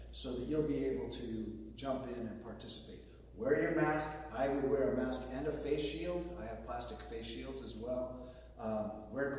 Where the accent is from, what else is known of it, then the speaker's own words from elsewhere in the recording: Southern California, United States; I'm from Southern California.